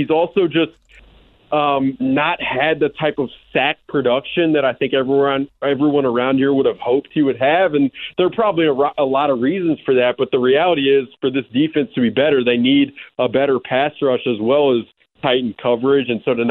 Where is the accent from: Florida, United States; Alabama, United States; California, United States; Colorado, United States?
Alabama, United States; also born or lived in Kansas City; now in Minnesota, United States; I'm from Alabama originally.